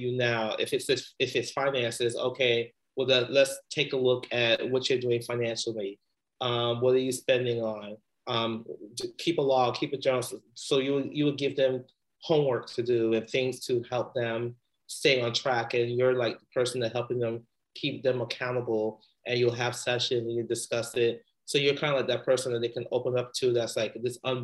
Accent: New York City, New York, United States; moved away as an adult; also born or lived in West Indies (ancestry); now in Bay Area, United States; I grew up in the Bronx

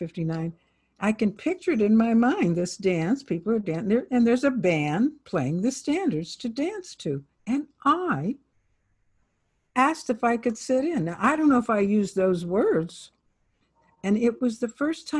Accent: Youngstown, Ohio, United States; moved away as an adult; I'm from Youngstown

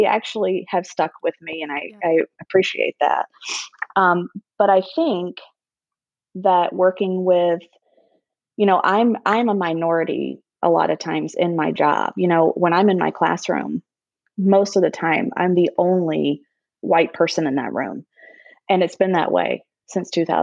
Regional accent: Charleston, South Carolina, United States; moved away as an adult; now in Chicago, United States; growing up in Charleston, South Carolina

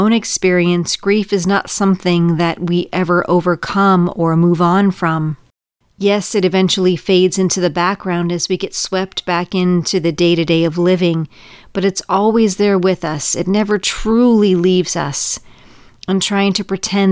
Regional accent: California, United States; moved away as an adult; Growing up in California with a lot of childhood trauma

